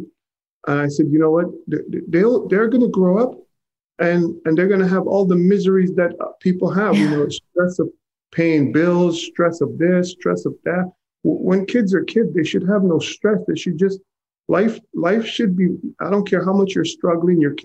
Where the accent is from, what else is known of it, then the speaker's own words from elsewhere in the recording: Montreal, Quebec, Canada; I'm originally from Montreal.